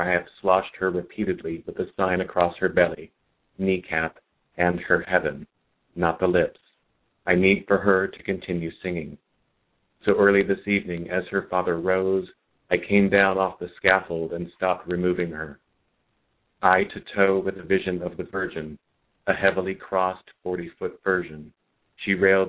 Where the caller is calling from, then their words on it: Santa Ana, California, United States; I'm in Santa Ana.